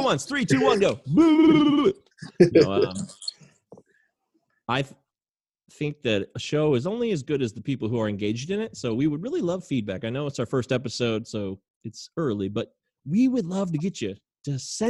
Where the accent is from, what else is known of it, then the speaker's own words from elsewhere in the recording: Brighton, Michigan, United States; I moved to Brighton in 1990